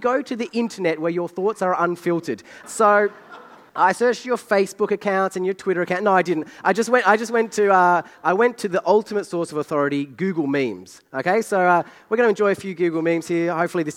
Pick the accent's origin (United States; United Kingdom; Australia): Australia; I'm Australian.